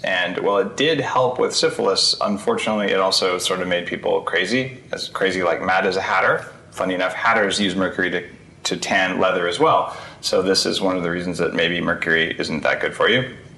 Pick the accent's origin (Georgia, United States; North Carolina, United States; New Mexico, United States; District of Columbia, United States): New Mexico, United States; my home state of New Mexico